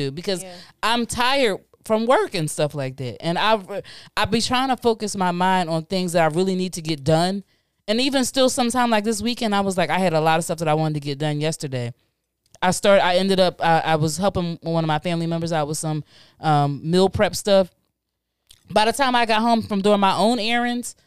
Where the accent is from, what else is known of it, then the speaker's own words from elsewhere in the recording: Philadelphia, Pennsylvania, United States; I grew up in North Philly.